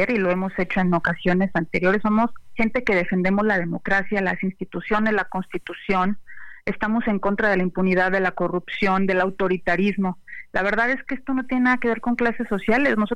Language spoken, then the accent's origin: Spanish; Mexico; todos somos mexicanos